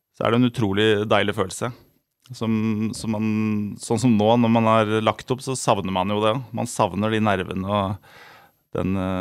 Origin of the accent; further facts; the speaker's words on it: Elverum, Innlandet, Norway; jeg er fra Elverum og bodde på Søbakken